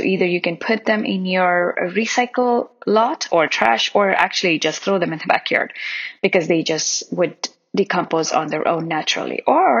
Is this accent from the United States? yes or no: no; India; I remember when I was a child, we used to eat on banana leaves while growing up in India.